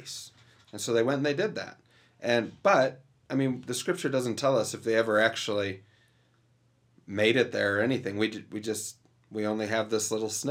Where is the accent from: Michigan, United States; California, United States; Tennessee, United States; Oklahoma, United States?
Michigan, United States; Detroit; I grew up in Detroit